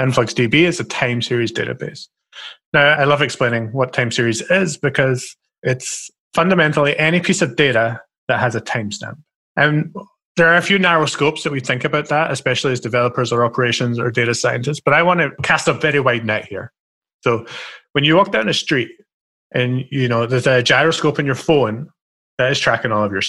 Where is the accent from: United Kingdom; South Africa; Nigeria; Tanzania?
United Kingdom; Scotland; I'm a stereotypical Scottish person